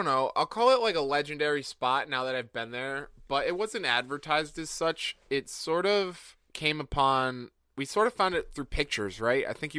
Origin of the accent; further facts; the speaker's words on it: California, United States; We're from California.